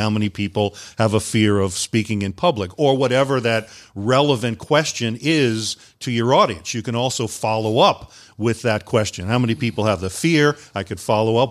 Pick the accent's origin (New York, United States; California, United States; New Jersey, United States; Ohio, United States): New York, United States; Long Island; moved away as an adult; also born or lived in Guam; I grew up up on Long Island, New York, and after high school, I went into the military